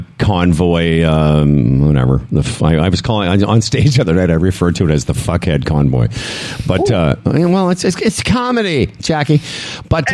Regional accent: Moose Jaw, Saskatchewan, Canada; I was born in Moose Jaw

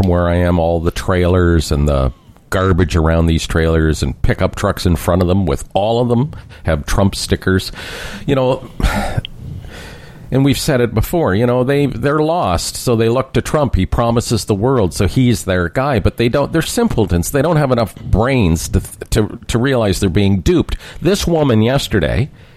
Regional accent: Canada; as a Canadian looking from the outside

